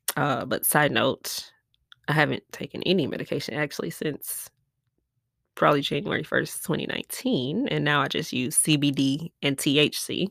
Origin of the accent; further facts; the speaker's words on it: Milwaukee, Wisconsin, United States; now in Houston, United States; I'm from Milwaukee, Wisconsin, but I live in Houston, Texas